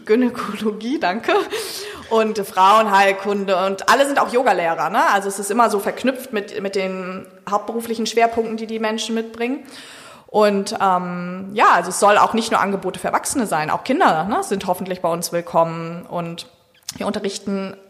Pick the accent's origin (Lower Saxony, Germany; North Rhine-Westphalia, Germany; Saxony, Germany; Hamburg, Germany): Hamburg, Germany; moved away as an adult; now in Sylt, Germany; ich bin gebürtig aus Hamburg